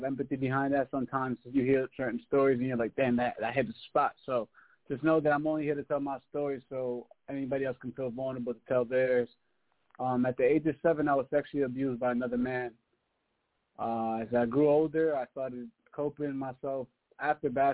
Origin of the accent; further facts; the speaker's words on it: Massachusetts, United States; also born or lived in Queens, New York; I grew up in Massachusetts